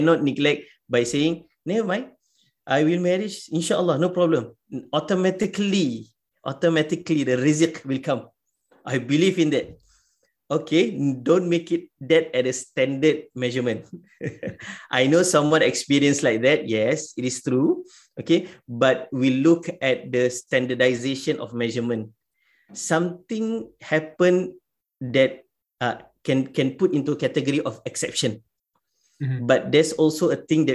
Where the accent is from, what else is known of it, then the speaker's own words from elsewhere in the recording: Singapore; in our context as a Singaporean